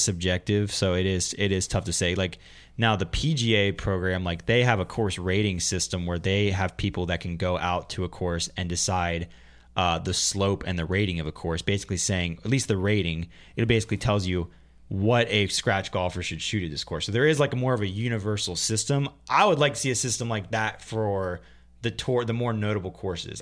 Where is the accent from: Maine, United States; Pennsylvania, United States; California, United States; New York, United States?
Pennsylvania, United States; Pennsylvania, my home state